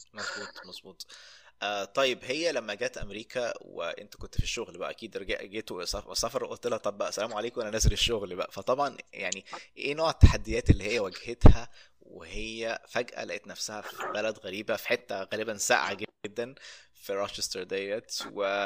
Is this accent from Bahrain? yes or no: no; Egypt; moved away as an adult; now in United States; انا من مصر